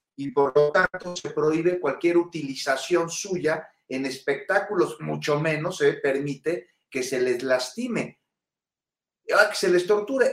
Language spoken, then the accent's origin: Spanish; Mexico City, Mexico; quienes somos capitalinos